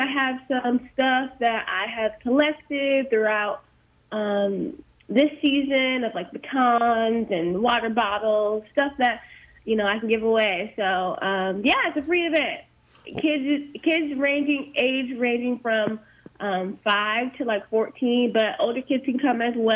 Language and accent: English; Southern California, United States; moved away as an adult; now in Iowa City, United States; I am originally from Southern California. I'm a California girl in Iowa. I've been here since 2013, so almost 8 years.